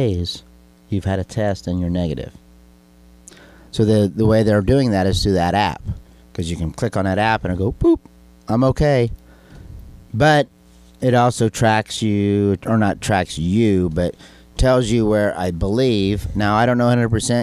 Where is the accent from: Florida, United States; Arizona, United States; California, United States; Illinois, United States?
Illinois, United States; we're from Illinois